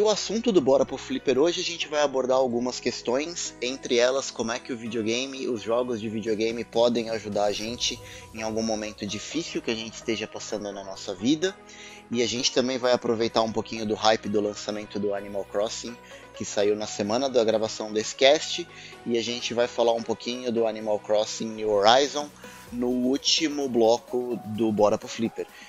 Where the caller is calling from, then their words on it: São Paulo, Brazil; falo de São Paulo capital